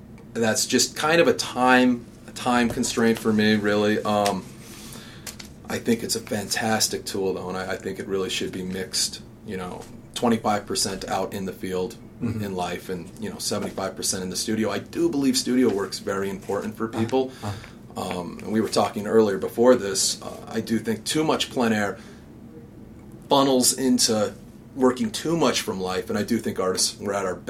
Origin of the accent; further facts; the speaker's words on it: Denver, Colorado, United States; also born or lived in Brooklyn, New York; in Denver when I was growing up